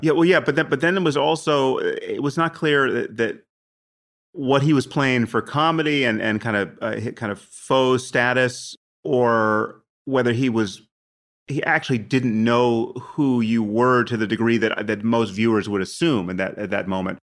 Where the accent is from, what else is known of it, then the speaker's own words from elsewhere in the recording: United States; I'm from America